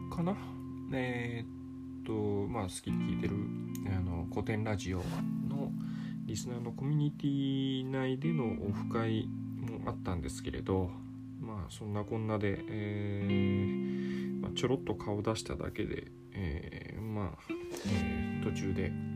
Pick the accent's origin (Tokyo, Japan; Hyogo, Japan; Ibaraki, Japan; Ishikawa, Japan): Ishikawa, Japan; also born or lived in Osaka; 小学校入る時に、えー、っと石川県に引っ越して、まあ、金沢の、まあ、隣近所みたいなところですねに引っ越しました